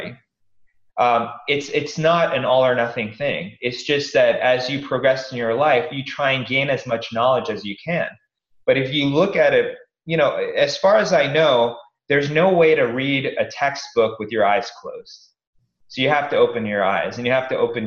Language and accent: English; East Coast, United States; I grew up in the East Coast